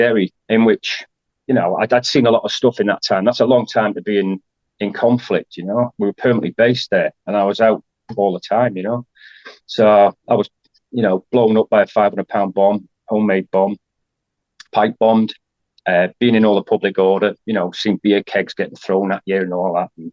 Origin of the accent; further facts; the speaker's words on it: Isle of Man; moved away as an adult; I grew up in the Isle of Man, so a very small community